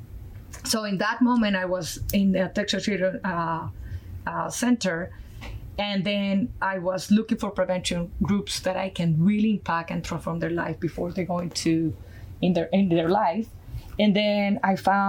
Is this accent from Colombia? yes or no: yes; Colombia; accent: Colombian; English is a second language; moved away as an adult; my background from Colombia, South America, my accent is from there. I went to school there to do architecture